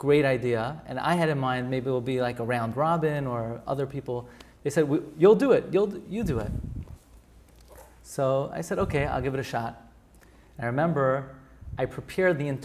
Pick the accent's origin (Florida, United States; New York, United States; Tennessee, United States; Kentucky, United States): New York, United States; New York City; I grew up in Flatbush